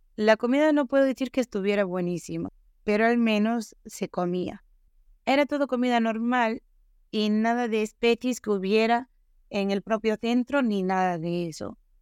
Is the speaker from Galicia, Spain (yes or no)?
yes; Galicia, Spain; Para los que somos gallegos